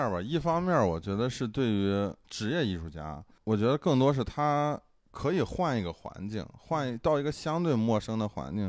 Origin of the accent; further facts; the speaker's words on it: China; 不像我们中国人，可能这会儿我偏左，那会儿我偏右，